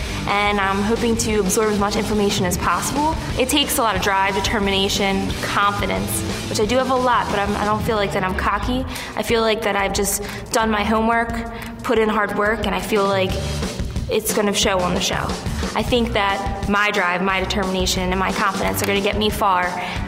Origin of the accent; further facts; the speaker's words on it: Philadelphia, Pennsylvania, United States; I'm from Philadelphia, Pennsylvania, and I am a chef and bartender and student.